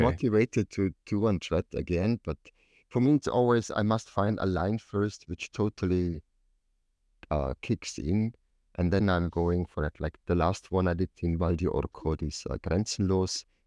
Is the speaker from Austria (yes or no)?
yes; Tyrol, Austria; I came from Tirol